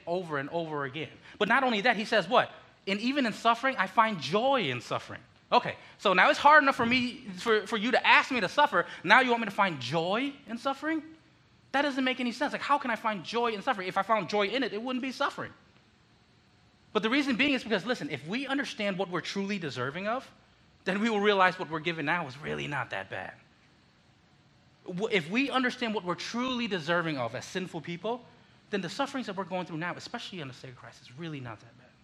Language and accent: English; Connecticut, United States; born or raised there; also born or lived in Philippines